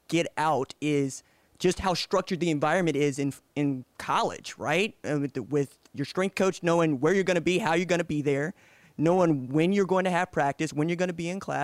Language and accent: English; Oklahoma, United States; I'm from Oklahoma